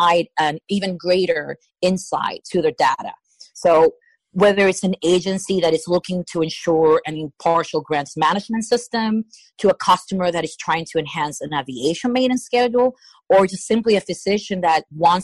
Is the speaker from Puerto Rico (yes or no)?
yes; Puerto Rico; I'm from Puerto Rico